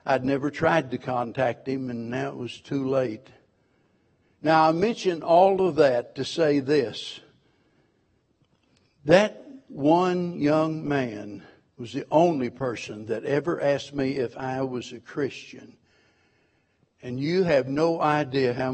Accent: Springfield, Missouri, United States; I was born and raised in Springfield, Missouri

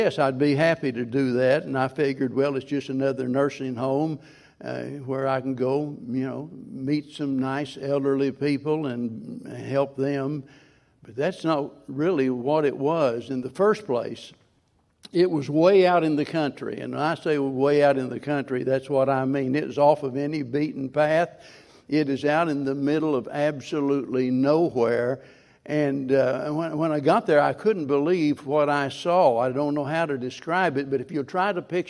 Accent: Springfield, Missouri, United States; being born and raised in Springfield

